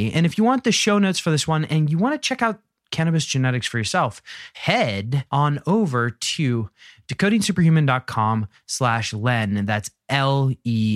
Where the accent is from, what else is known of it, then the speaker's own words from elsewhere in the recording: Philadelphia suburbs, Pennsylvania, United States; I grew up out in the suburbs